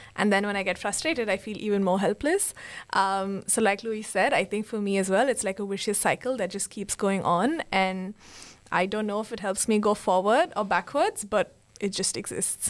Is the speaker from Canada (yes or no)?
no; Bangalore, Karnataka, India; now in Sri Lanka; I'm from Bangalore, India, and I'm now based in Sri Lanka.